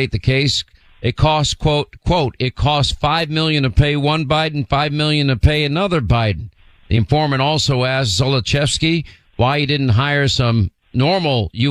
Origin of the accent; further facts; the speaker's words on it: New York, United States; I'm from New York